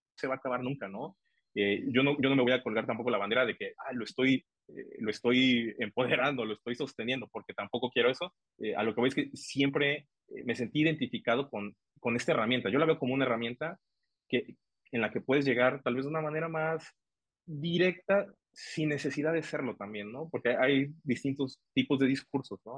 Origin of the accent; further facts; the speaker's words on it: Tuxtla Gutiérrez, Chiapas, Mexico; siendo chiapaneco, siendo tuxtleco